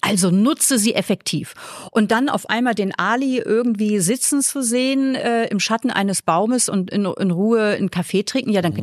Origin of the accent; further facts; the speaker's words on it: Flensburg, Schleswig-Holstein, Germany; moved away as an adult; now in Vienna, Austria; ich komme aus Norddeutschland.